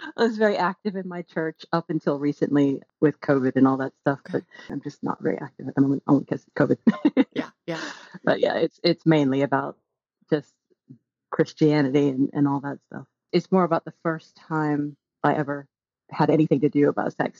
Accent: the South, Texas, United States; moved away as an adult; now in United Kingdom; growing up in the South in, in the States

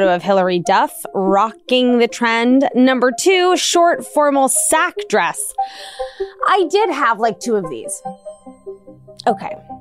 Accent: East Coast, United States; I grew up on the East Coast

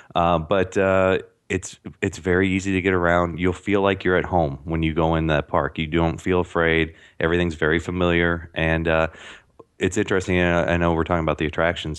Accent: St. Louis, Missouri, United States; I'm from Saint Louis

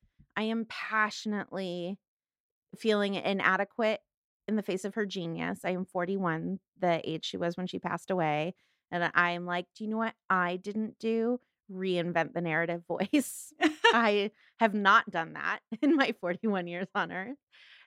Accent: Los Angeles, California, United States; I'm from Los Angeles, so I obviously think it should open in the San Fernando Valley where I'm from.

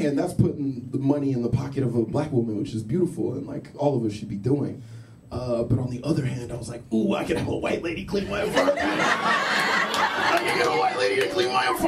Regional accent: Texas, United States; moved away; I grew up in Texas, and I feel like I grew up in, like, a very homophobic environment

